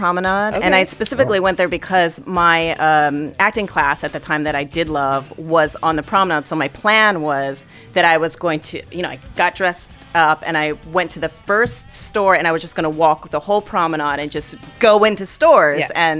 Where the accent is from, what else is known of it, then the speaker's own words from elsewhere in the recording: Hawaii, United States; moved away; also born or lived in Whitman College, Washington; I realized that I was Asian for the first time. It was a big thing for me. I was like, because I grew up in Hawaii. That most people are Asian in Hawaii.